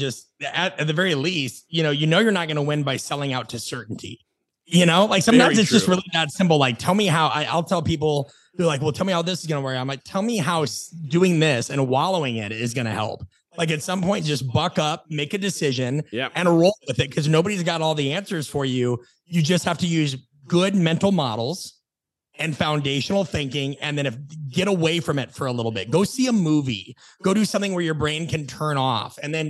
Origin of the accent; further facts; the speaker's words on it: Nebraska, United States; also born or lived in Phoenix / Los Angeles; now in Atlanta, United States; I live in Atlanta, Georgia. I've lived in Phoenix. By and large, and whenever I'd say, oh, I'm from Nebraska, people would say, oh, that's miserable.